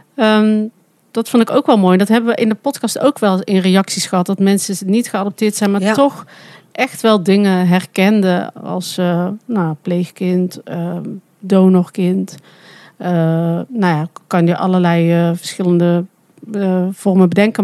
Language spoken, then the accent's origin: Dutch; Netherlands; accent: zachte G; mijn zachte G